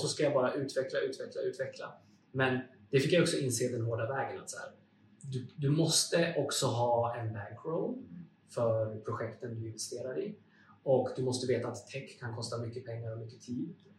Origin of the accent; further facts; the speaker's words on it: Uppsala, Uppsala County, Sweden; Jag är ursprungligen från Uppsala